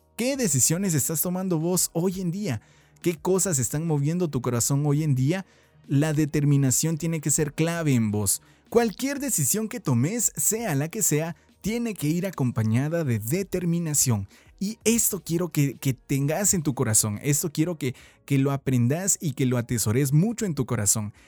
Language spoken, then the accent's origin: Spanish; Guatemala; como buenos chapines, como buenos guatemaltecos